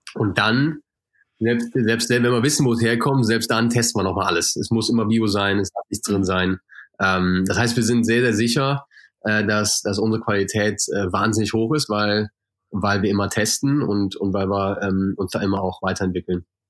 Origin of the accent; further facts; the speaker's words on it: Germany; moved away; ich komme natürlich aus Deutschland, äh, sehr aus einem sehr fleischlastigen Haushalt